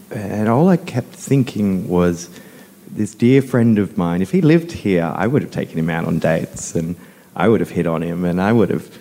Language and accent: English; Cronulla, New South Wales, Australia; I grew up in Cronulla